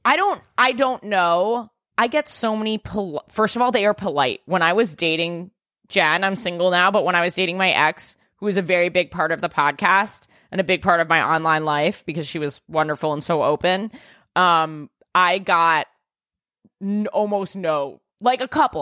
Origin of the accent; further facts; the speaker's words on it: New York, United States; I'm a New Yorker